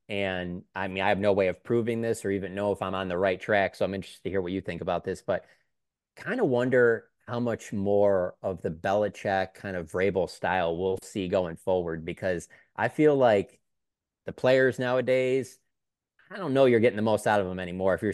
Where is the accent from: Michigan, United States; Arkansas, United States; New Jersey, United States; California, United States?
Michigan, United States; Detroit; I'm from Detroit